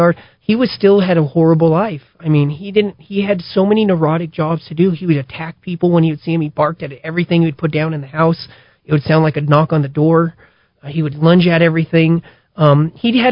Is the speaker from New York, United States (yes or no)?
no; South Valley, New Mexico, United States; I grew up in the South Valley in Kenny Brick